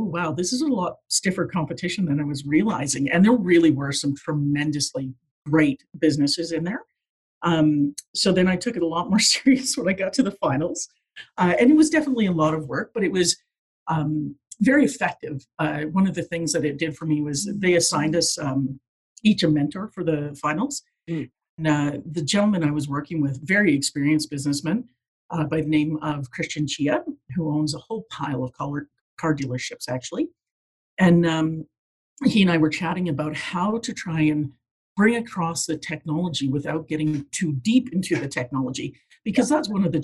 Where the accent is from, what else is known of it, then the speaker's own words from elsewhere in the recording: Fort McMurray, Alberta, Canada; moved away as an adult; also born or lived in Newfoundland / Edmonton; I mean, I grew up in Alberta. I grew up in Fort McMurray, actually